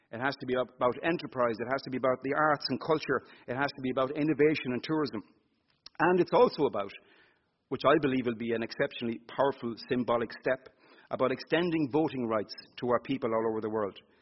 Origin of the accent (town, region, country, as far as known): Ireland